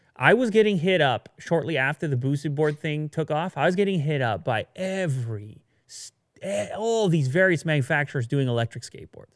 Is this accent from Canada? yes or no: yes; Canada; I'm from Canada